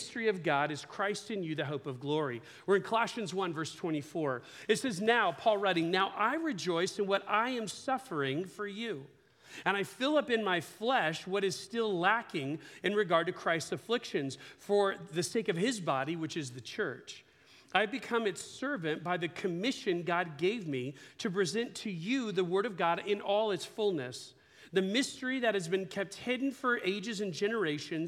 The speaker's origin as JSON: {"language": "English", "town": "Ukiah", "region": "California", "country": "United States", "tie": "born or raised there", "said": "We grew up in Ukiah"}